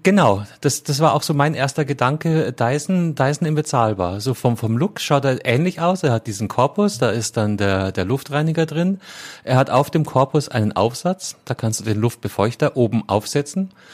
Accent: Bavaria, Germany; In meiner Heimat, ja, vom, vom, vom Bundesland her

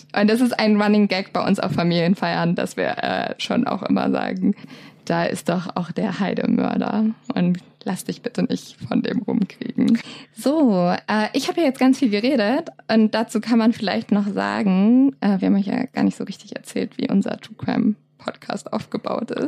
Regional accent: Lower Saxony, Germany; Ich komme nämlich aus der Nähe von Hamburg

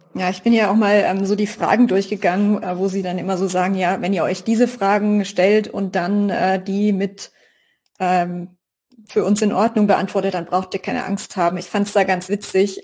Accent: Karlsruhe, Baden-Württemberg, Germany; als Karlsruher

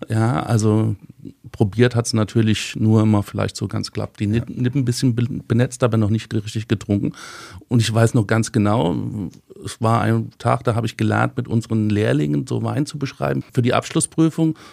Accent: Rheingau, Hesse, Germany; recht lange im Rheingau. Manche würde sagen, wir sind nicht aus der Pött gekommen, wir sind Stubbehocker

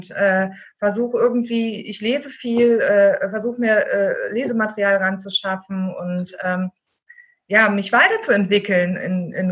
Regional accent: East Germany, Germany; Ich bin im äh, Osten groß geworden. Mhm. Also meine Kindheit habe ich im Osten verbracht.

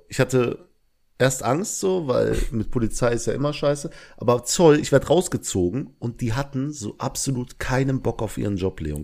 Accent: Belgium; now in Langweiler, Germany; ich komme aus Belgien, aber wohne in Langweiler

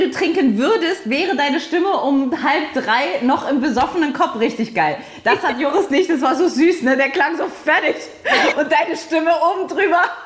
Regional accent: Saarland, Germany; bei uns im Saarland

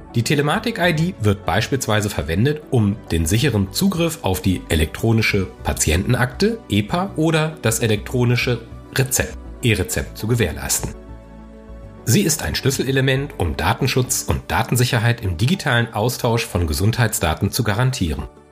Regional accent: Germany; bei uns in Deutschland

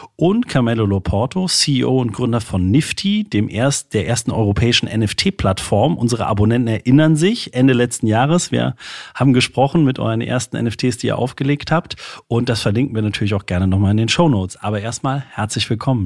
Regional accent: Saarland, Germany; moved away; hat es mich in meine alte Heimat verschlagen, das Saarland

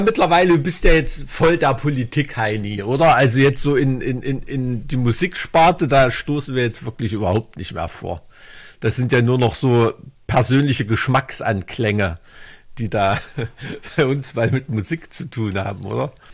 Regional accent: Thuringia, Germany; als Thüringer

